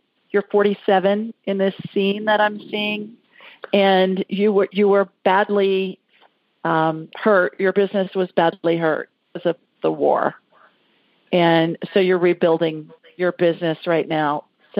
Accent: Columbus, Ohio, United States; now in Birmingham, United States; the city of my birth

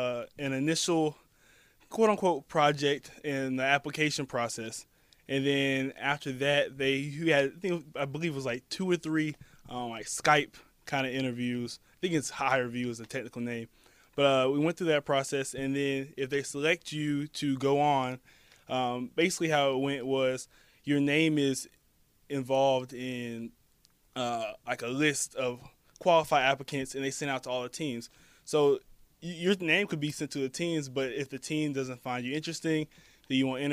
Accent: Orlando, Florida, United States; also born or lived in Atlanta / Jacksonville; I'm actually from Orlando, Florida. Grew up in Atlanta for 8 years, and then moved to Jacksonville, and then came back to Orlando.

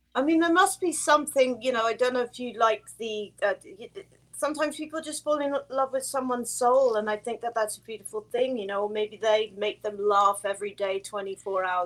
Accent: England, United Kingdom; I'm English um, I'm second generation Finnish

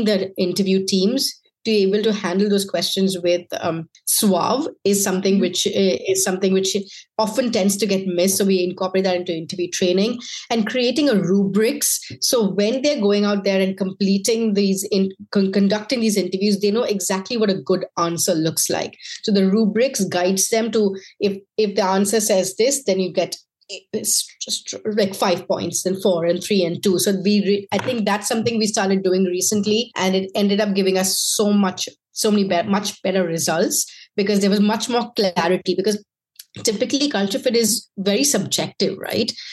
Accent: India; moved away; I was from India

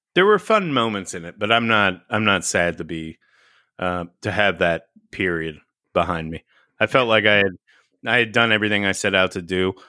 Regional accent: Texas, United States; growing up in Teps, uh, Texas

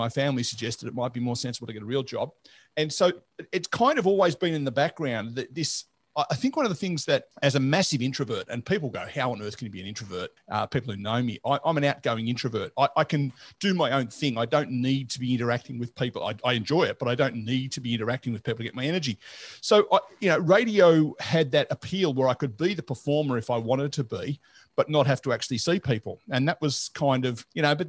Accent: Melbourne, Victoria, Australia; also born or lived in Geelong, Australia / Sydney, Australia; I was born in Melbourne

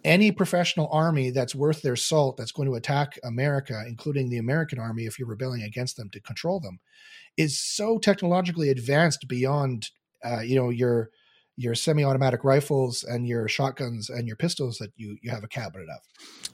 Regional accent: Canada; I'm Canadian

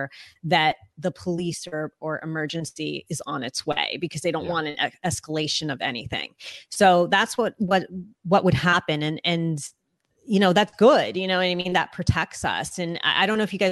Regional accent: United States; first language English; I'm American. English is my first language

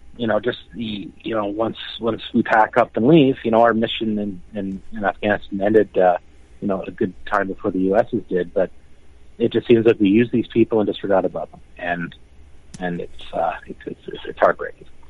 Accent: Toronto, Ontario, Canada; also born or lived in Alberta; I'm born and raised in the Toronto area

